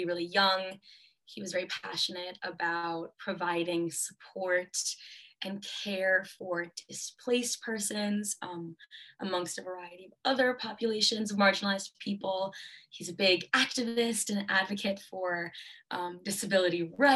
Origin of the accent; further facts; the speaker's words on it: Montclair, New Jersey, United States; I was raised in Montclair, New Jersey